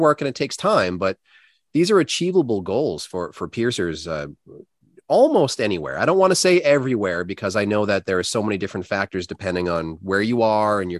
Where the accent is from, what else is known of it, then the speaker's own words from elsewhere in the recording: United States; an American piercer who really doesn't have very much culture and history compared to a lot of other countries